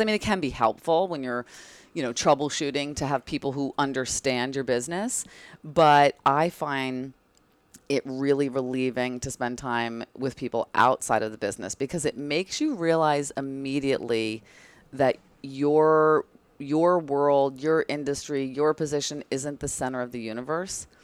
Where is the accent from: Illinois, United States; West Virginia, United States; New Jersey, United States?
New Jersey, United States; Bridgewater; moved away as an adult; also born or lived in North Carolina; now in New York, United States; I grew up in that exotic place called New Jersey, across the Hudson, um, in a town called Bridgewater, and I spent basically my whole life there until I moved to New York after college